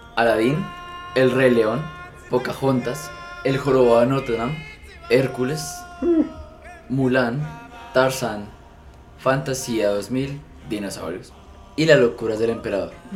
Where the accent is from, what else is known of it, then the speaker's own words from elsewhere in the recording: Colombia; soy colombiano